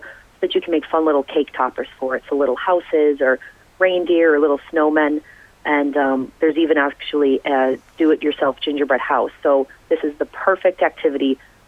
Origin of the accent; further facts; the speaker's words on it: Chicago, Illinois, United States; moved away; I'm from Chicago myself, so we go to my grandma's house